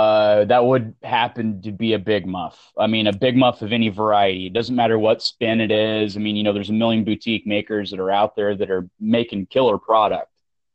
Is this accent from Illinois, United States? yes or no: no; Avoyelles Parish, Louisiana, United States; accent: Southern; also born or lived in North Texas; now in Arizona, United States; But I'm from Avoyelles Parish in Louisiana.